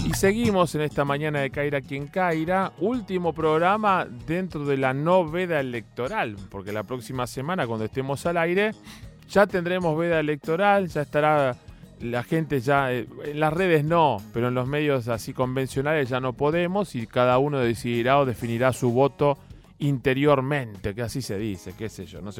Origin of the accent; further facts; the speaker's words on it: Argentina; Somos así los argentinos